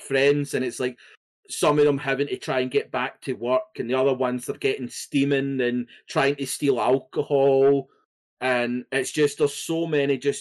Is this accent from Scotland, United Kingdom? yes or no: yes; Scotland, United Kingdom; being Scottish